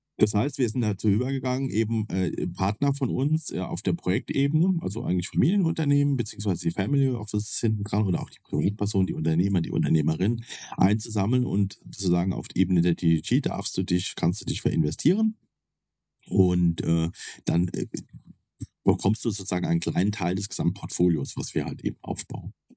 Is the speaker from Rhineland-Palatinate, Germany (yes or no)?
yes; Kaiserslautern, Rhineland-Palatinate, Germany; also ich komme ja aus Kaiserslautern, das ist ja so ein nettes Örtchen mit plus minus 100.000 Einwohnern.